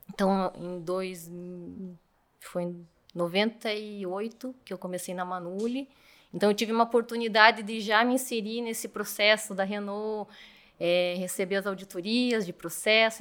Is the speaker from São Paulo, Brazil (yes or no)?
no; Curitiba, Paraná, Brazil; eu sou de Curitiba